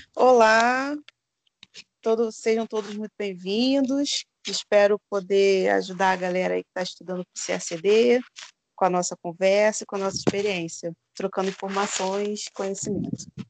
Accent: Rio de Janeiro, Brazil; moved away as an adult; now in Minas Gerais, Brazil; Eu venho da periferia do Rio de Janeiro

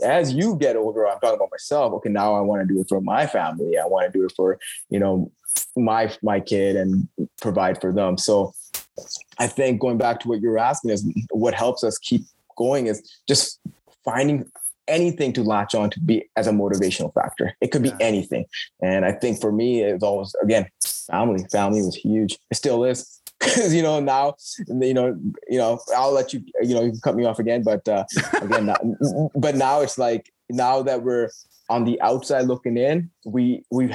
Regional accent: Canada; We're Canadian kids that grew up playing ice hockey

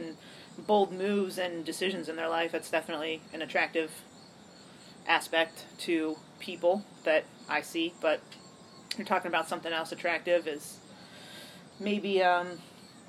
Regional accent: Cleveland, Ohio, United States; I'm from Cleveland

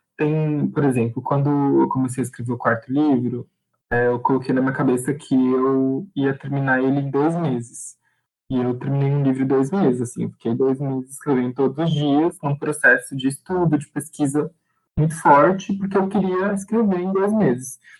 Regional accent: Guarulhos, São Paulo, Brazil; sou de Guarulhos, São Paulo

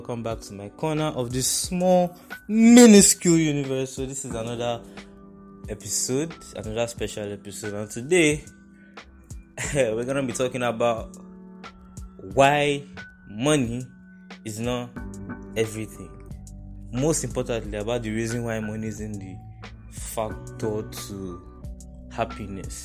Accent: Nigeria; I'm Nigerian, rather, I stay in Nigeria

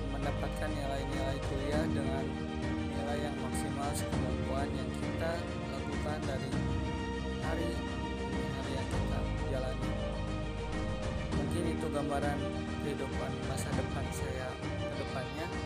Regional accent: Bandung, West Java, Indonesia; Asal dari Bandung, usia 18 tahun

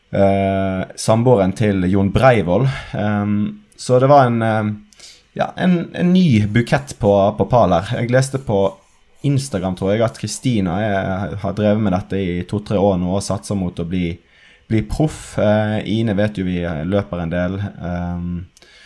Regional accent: Western Norway, Norway; jeg er vestlending

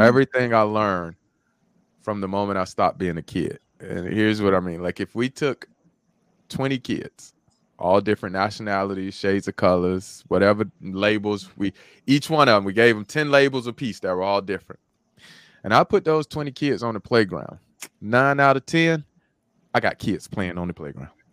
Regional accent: Birmingham, Alabama, United States; growing up in Birmingham, Alabama

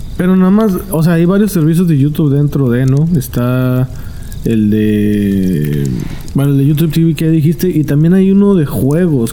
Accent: Mexico; soy mexicano

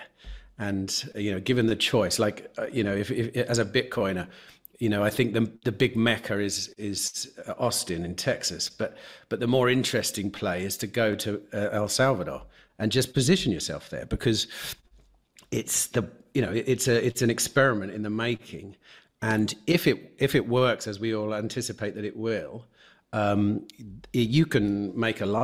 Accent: England, United Kingdom; moved away as an adult; also born or lived in Spain; now in Mexico; an English person like myself

